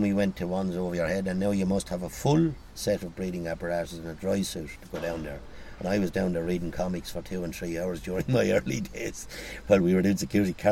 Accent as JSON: {"language": "English", "town": "Waterford", "region": "Munster", "country": "Ireland", "moved": "yes", "said": "I'm from Waterford"}